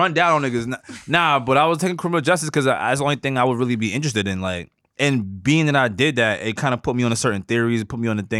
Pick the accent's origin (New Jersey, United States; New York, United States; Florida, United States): New York, United States; New York City; I'm from Woodside